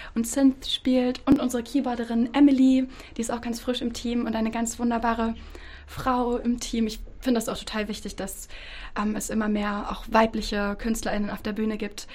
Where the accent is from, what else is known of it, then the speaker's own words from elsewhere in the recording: Bad Pyrmont, Lower Saxony, Germany; ich in Bad Pyrmont geboren bin